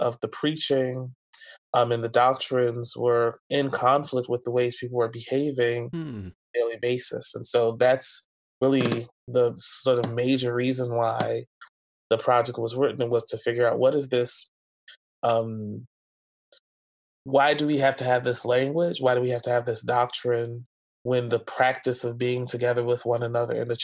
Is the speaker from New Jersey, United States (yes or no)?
yes; New Jersey, United States; also born or lived in Philadelphia; the church that I grew up in New Jersey, and then churches in Philadelphia